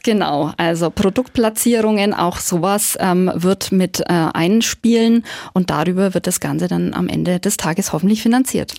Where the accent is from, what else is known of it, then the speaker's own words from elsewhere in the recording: Nuremberg, Bavaria, Germany; Ich bin Nürnbergerin